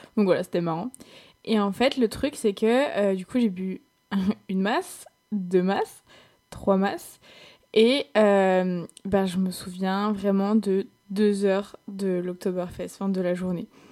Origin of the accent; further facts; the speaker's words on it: France; accent: French; en tant que petite française là-bas, forcément, j'avais un peu de succès parce que les Allemands, ils adorent l'accent euh, l'accent français